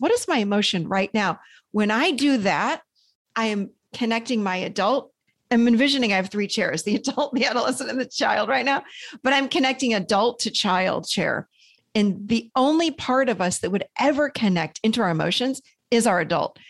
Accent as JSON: {"language": "English", "town": "Rochester", "region": "New York", "country": "United States", "tie": "born or raised there", "also_born_or_lived": "Nashville, Tennessee", "moved": "yes", "lives_now": "North Carolina, United States", "said": "I grew up in Rochester, New York, so in a snowbank, really, in the winters."}